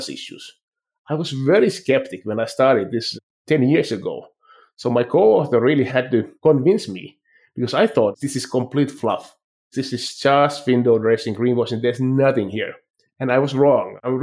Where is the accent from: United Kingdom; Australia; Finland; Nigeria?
Finland; moved away as an adult; also born or lived in France / Stockholm, Sweden / Boston, United States / Philadelphia, United States; now in Calgary, Canada; when I was growing up in Finland